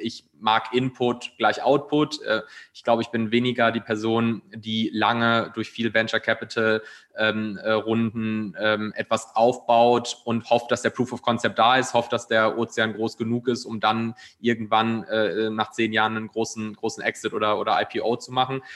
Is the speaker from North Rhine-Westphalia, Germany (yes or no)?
yes; Ruhr area, North Rhine-Westphalia, Germany; moved away as an adult; also born or lived in Munich; now in Cologne, Germany; ich bin gebürtig aus dem Ruhrgebiet, äh, habe dann lange Zeit in München gelebt